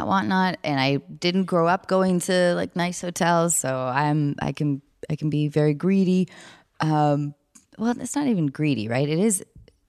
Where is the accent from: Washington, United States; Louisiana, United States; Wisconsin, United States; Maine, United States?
Washington, United States; north of Seattle; now in Los Angeles, United States; I'm from Seattle, north of Seattle.